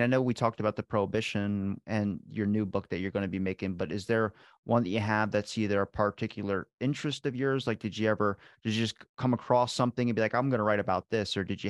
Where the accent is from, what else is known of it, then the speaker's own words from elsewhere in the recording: Ocean City, Maryland, United States; I'm from Ocean City, Maryland. It's kind of a small town. So you end up kind of getting stuck here.